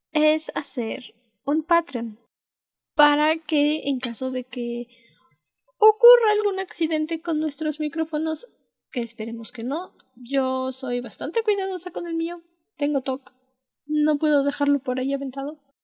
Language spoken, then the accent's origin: Spanish; Mexico; las dos somos de México